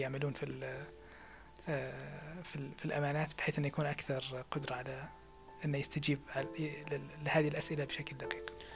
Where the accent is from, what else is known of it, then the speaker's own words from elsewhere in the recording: Saudi Arabia; احنا في السعودية